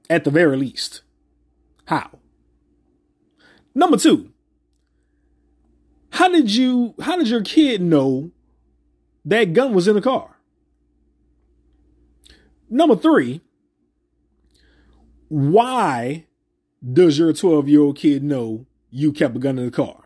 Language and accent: English; New Orleans, Louisiana, United States; I grew up near the St. Thomas Projects. Near. Not in, but near.